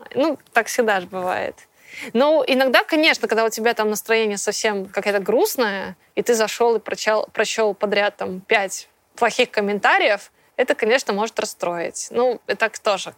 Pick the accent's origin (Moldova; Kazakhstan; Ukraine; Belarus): Belarus; Minsk; moved away as an adult; also born or lived in Moscow; Я из Минска